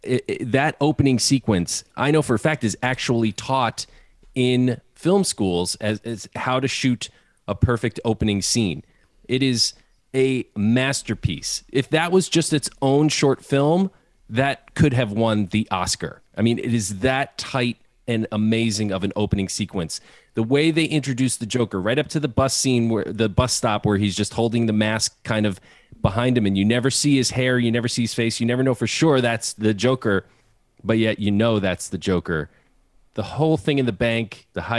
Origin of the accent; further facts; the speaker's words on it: Chicago, Illinois, United States; as a Chicagoan